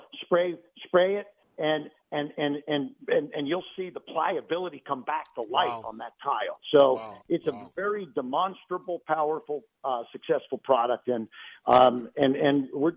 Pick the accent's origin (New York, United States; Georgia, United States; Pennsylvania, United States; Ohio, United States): Ohio, United States; Cincinnati; now in Central Florida, United States; I grew up in Cincinnati, Ohio, so I'm a Midwest boy.